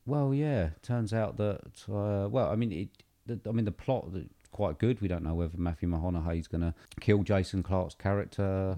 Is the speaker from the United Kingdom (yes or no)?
yes; United Kingdom; we're obviously British